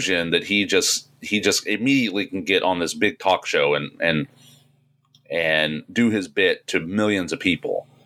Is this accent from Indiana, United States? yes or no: yes; Fort Wayne, Indiana, United States; where I'm from Fort Wayne